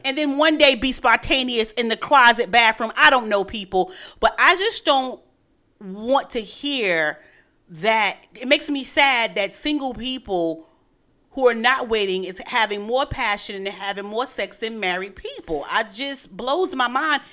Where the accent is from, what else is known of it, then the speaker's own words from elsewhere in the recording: New York City, New York, United States; I'm from Brooklyn